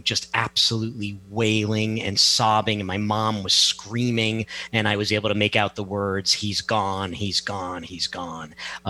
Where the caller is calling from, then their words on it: Milford, Connecticut, United States; I am in Connecticut. Milford, Connecticut.